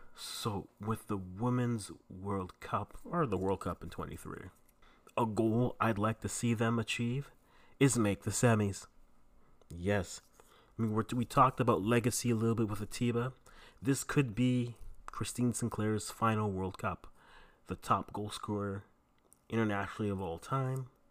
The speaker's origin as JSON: {"language": "English", "country": "Canada", "also_born_or_lived": "Ghana (ancestry)", "said": "I am Ghanaian, Canadian, Ghanaian parents"}